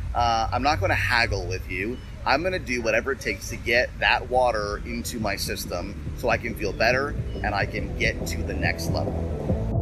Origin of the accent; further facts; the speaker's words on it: Toronto, Ontario, Canada; I'm from Toronto.